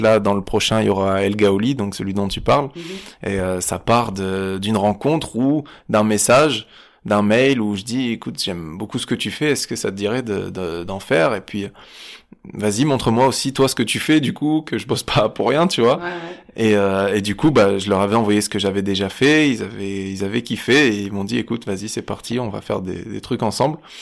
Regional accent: Nice, Provence-Alpes-Côte d'Azur, France; vers le port par là c'est là où j'ai grandi

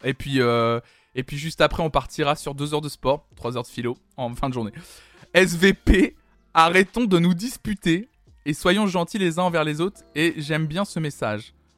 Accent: Toulouse, Occitania, France; je suis toulousaine

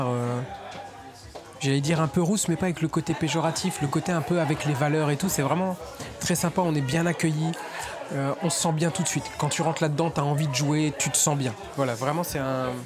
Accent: Chalon-sur-Saône, Bourgogne-Franche-Comté, France; now in Paris, France; je viens de Bourgogne, Chalon-sur-Saône, c'est une petite

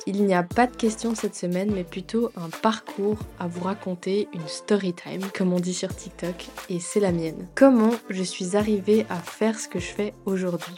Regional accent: Grand Est, France; moved away as an adult; also born or lived in Basel, Switzerland; now in Lausanne, Switzerland; J'ai quitté mon pays natal, la France

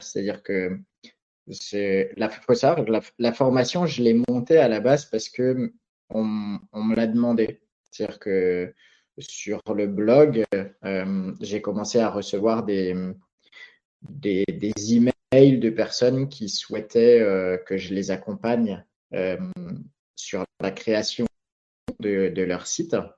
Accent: Alsace, Grand Est, France; moved away as an adult; also born or lived in Philippines; depuis deux ans, je suis installé au pied des Vosges, donc ma région natale en Alsace.

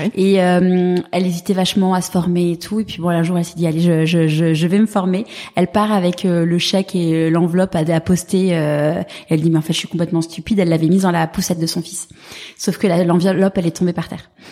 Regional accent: Paris, Île-de-France, France; j'ai grandi euh, dans l'Ouest parisien

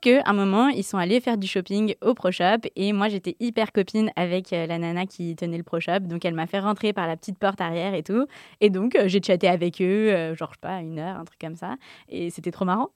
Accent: Yvelines, Île-de-France, France; also born or lived in Paris; j'ai grandi comme j'étais dans les Yvelines

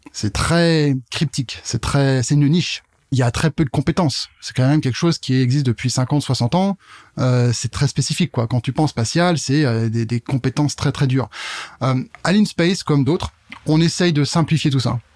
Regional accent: Burgundy, Bourgogne-Franche-Comté, France; moved away as an adult; also born or lived in Paris / Germany; now in Strasbourg, France; je suis pas né ici, euh, tout en Bourgogne à la base

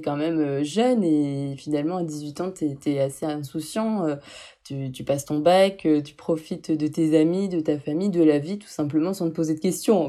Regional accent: Lille, Hauts-de-France, France; moved away; J'arrivais pas à rester dans le nord parce que je, je suis originaire de Lille

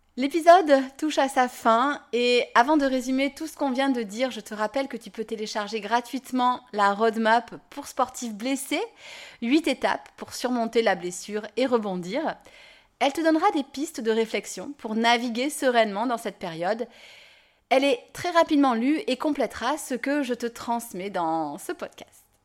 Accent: Nîmes, Occitania, France; je dis pain au chocolat, je suis de Nîmes

